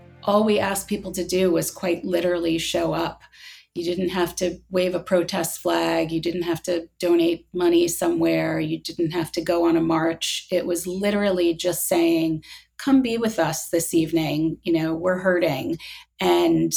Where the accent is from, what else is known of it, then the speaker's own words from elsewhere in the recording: United States; an American Jew